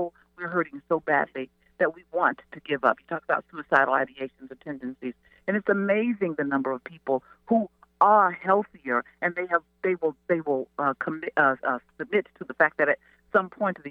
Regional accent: Mississippi, United States; I'm from Mississippi, so we call it a yonder place.

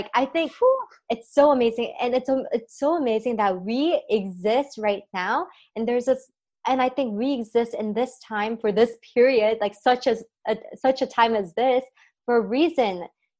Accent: United States; I'm from America.

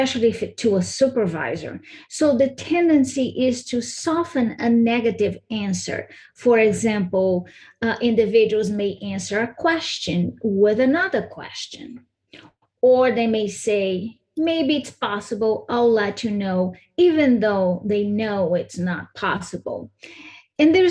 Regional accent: Brazil; moved away as an adult; now in United States; I was born and raised in Brazil

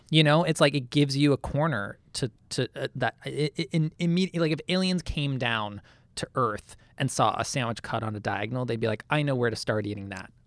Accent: outside Boston, Massachusetts, United States; I grew up outside Boston

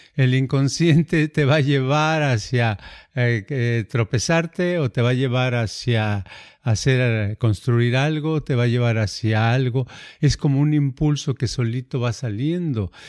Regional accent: Mexico; first language Spanish; now in United States; yo hablo español, soy mexicano

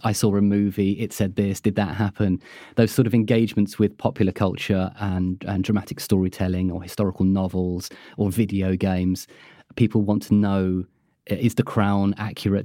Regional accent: United Kingdom; being British

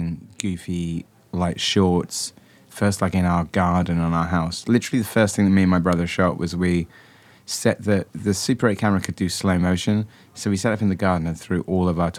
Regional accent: Wells, South West England, United Kingdom; now in United States; near my hometown of Wells in Somerset

